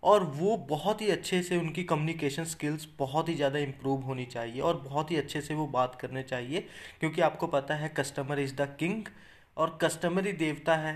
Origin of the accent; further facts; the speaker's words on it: Chandigarh, India; मान के चलो मैं जैसे चंडीगढ़ से बिलोंग करता हूँ अगर आपको चंडीगढ़ में कोई फ्लैट बेचना है